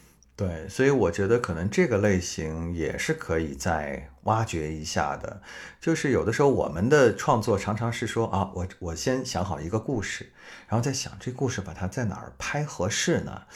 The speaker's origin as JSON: {"language": "Chinese", "town": "Hangzhou", "region": "Zhejiang", "country": "China", "tie": "born or raised there", "also_born_or_lived": "northern China", "said": "我从我在北方待了这么多年，然后回到我的老家南方，我觉得杭州对我来说像是一个全新的城市。我说我是一个，嗯，来旅游的本土人，来旅游的本地人，就我可以说地道的杭州话"}